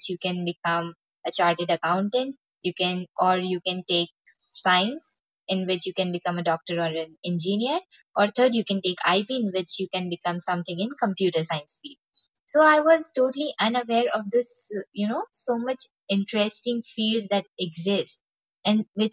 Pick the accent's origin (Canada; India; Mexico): India; we being Indian citizens